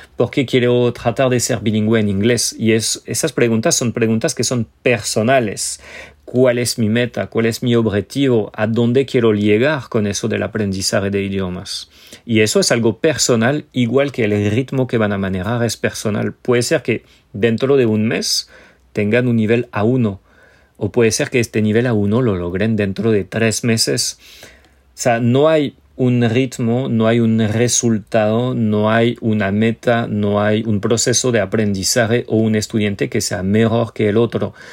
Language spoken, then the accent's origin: Spanish; France; first language French; Spanish is a second language; moved away; yo siendo francés